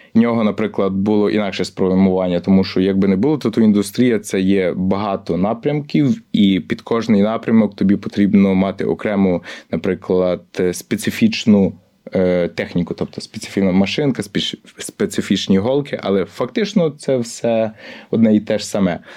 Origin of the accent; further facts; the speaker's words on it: Chortkiv, Ternopil Oblast, Ukraine; moved away as an adult; also born or lived in Lviv; now in London, United Kingdom; я з Тернопільщини, родом з Тернопільщини, славне місто Чортків.